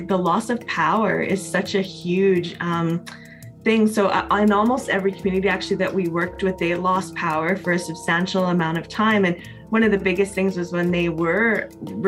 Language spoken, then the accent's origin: English; Canada; I'm a Métis woman from Treaty 8 territory.